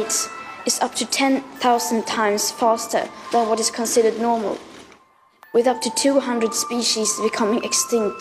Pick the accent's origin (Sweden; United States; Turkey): Sweden; I come from Sweden